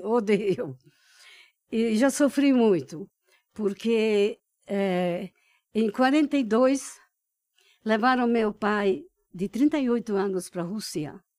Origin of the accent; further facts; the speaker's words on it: Budapest, Hungary; born there; Portuguese is a second language; Eu nasci em Budapeste, na Hungria